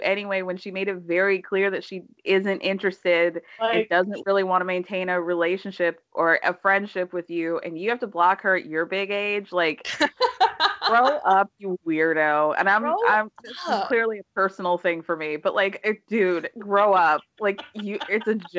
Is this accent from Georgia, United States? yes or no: yes; Atlanta, Georgia, United States; as a girl, you know, raised in suburban Atlanta.